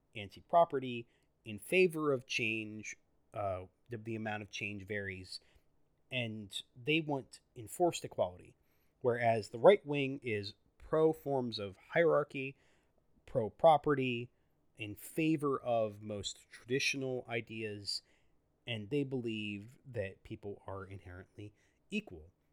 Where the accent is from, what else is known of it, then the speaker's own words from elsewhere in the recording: United States; I'm an American citizen, I'm a U S citizen